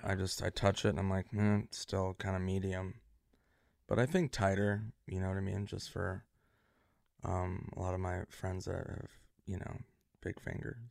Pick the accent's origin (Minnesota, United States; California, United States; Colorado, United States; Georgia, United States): Minnesota, United States; now in Los Angeles, United States; Minnesota where I'm from